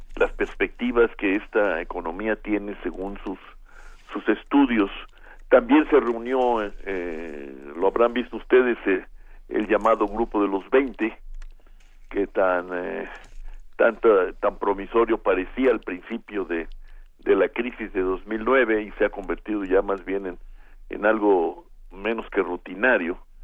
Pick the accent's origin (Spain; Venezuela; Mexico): Mexico